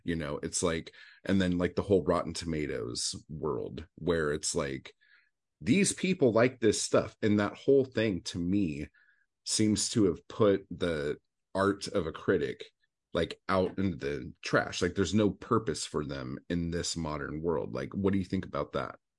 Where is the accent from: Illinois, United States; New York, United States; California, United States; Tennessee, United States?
California, United States; Orange County, Southern; moved away; also born or lived in Anaheim / Los Angeles; I'm from Southern California. I grew up in um, Orange County, like as oh, a child